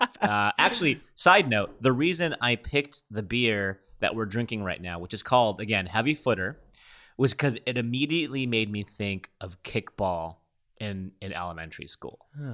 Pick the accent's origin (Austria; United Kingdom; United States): United Kingdom; London; I'm from London.